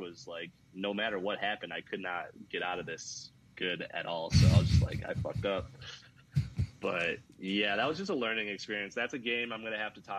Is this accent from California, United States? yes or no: no; Chicago, Illinois, United States; now in Las Vegas, United States; I'm from Chicago